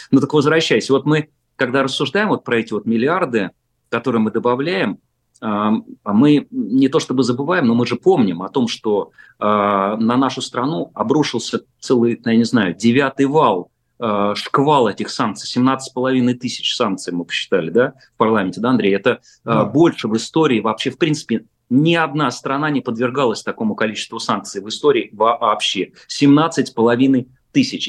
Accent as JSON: {"language": "Russian", "town": "Chkalovsky", "region": "Moscow Oblast", "country": "Russia", "tie": "born or raised there", "said": "я как э, э, коренной, по сути дела, житель поселка Чкаловский, Щелковского района, совсем рядом со Звездным городком"}